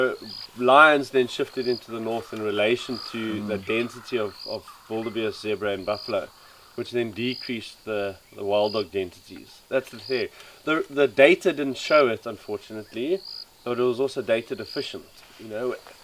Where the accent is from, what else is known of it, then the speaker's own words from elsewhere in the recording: South Africa; I grew up in South Africa